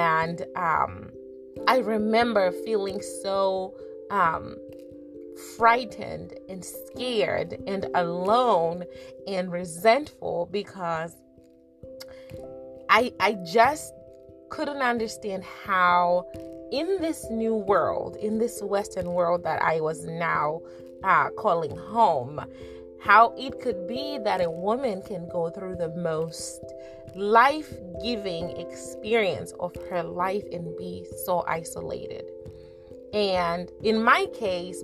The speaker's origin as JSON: {"language": "English", "country": "Zimbabwe", "tie": "born or raised there", "also_born_or_lived": "America", "moved": "yes", "lives_now": "United States", "said": "Growing up in Zimbabwe, we had traditions"}